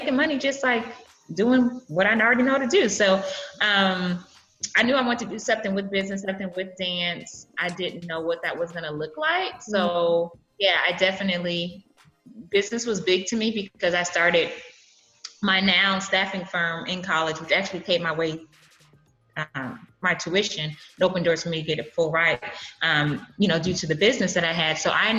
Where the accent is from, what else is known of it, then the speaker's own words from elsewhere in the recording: Brooklyn, New York, United States; also born or lived in California; born and raised, born, raised on both coasts, Brooklyn and California. Okay. So I didn't come to Texas until college.